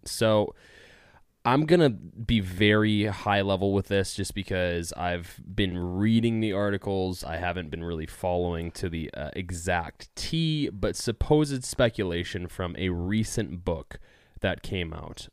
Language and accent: English; California, United States; I'm from California